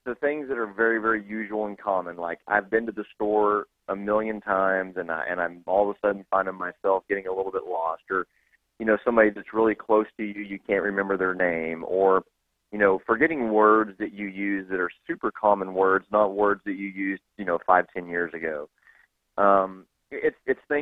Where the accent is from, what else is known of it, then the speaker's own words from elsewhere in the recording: Texas, United States; I'm from Texas